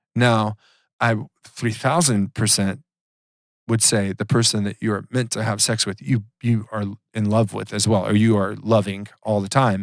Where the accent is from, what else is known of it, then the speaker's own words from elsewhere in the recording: Georgia, United States; I grew up in Georgia